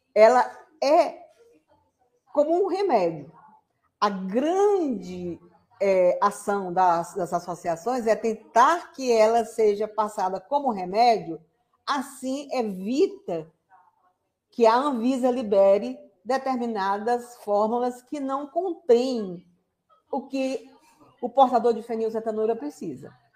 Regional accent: Sobral, Ceará, Brazil; eu sou de Sobral

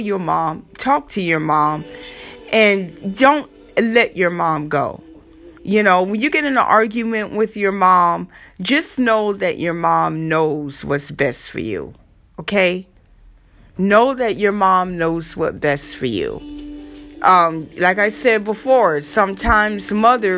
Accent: Florida, United States; accent: southern; moved away; also born or lived in New York City, United States; I am from Florida

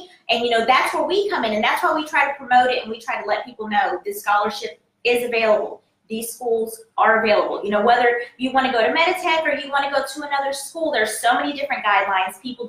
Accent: Fayetteville, North Carolina, United States; I am from North Carolina. My roots are in North Carolina. I tell everybody that.

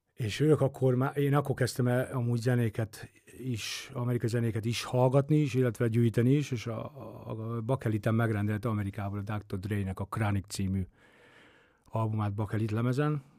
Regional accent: Esztergom, Komárom-Esztergom, Hungary; Én Esztergomban nőttem fel

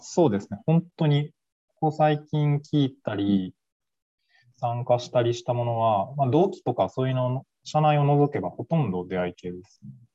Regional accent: Kansai, Japan; now in Tokyo, Japan; 出身は関西なんですけど

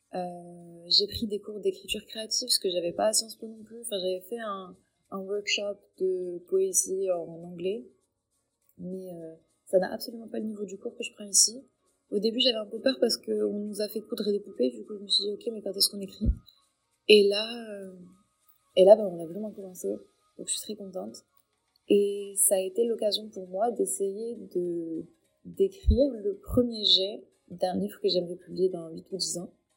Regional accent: Tangier, Tanger-Tetouan-Al Hoceima, Morocco; moved away as an adult; also born or lived in Paris, France; now in Claremont, United States; je suis marocaine, purement marocaine à 100%, et j'ai vécu au Maroc toute ma vie.

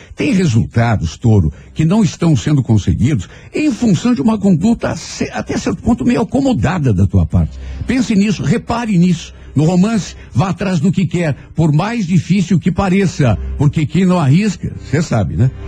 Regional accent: Brazil; nós que somos brasileiros

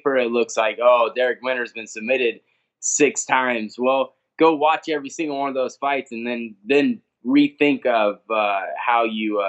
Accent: Nebraska, United States; I own my own gym back in Nebraska, my hometown.

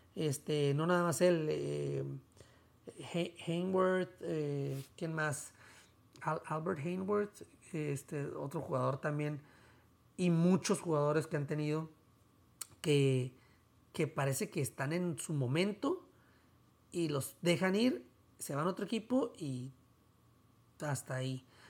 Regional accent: Tijuana, Baja California, Mexico; yo soy de Tijuana

